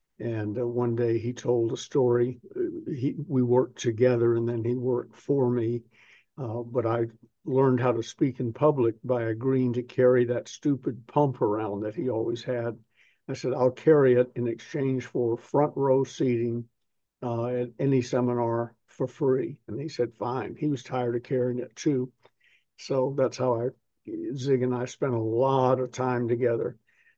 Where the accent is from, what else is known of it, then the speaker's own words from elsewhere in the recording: the South, United States; accent: Southern; when I decided I was going to train away my Southern accent, which I think I've done to a degree